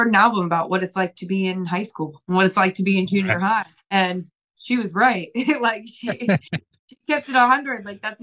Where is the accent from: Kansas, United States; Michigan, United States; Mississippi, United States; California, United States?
Kansas, United States; also born or lived in Cuba (ancestry); now in New York City, United States; growing up in Kansas, I had a beautiful childhood, genuinely